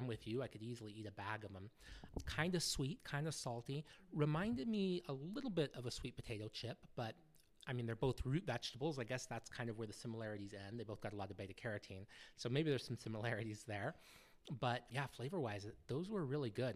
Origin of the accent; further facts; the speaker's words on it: United States; now in United Kingdom; I grew up in the States